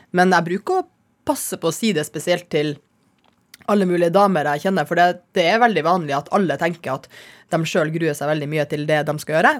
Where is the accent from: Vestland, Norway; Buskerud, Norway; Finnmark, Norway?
Finnmark, Norway; Kirkenes; jeg vokste opp i Kirkenes